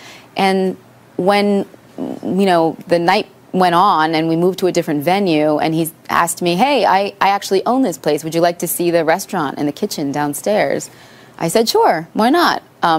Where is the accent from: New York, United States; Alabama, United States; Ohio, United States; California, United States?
New York, United States; Long Island; News 12 Long Island, my hometown station.